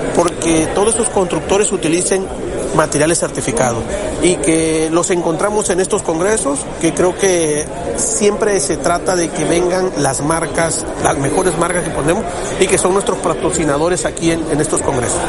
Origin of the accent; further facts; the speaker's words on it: Tabasco, Mexico; yo soy de Tabasco